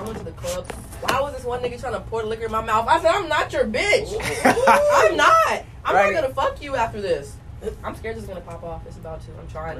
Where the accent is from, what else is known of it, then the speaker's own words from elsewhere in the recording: Texas, United States; Texas made and Texas raised.